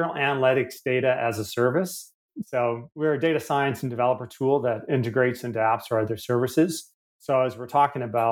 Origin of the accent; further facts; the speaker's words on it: Canada; accent: Canadian; moved away as an adult; now in Australia; As you can tell by my accent, a bit of a wayward Canadian who, with my supportive family, thankfully, I've worked and traveled my way across the world to end up in Australia a few years ago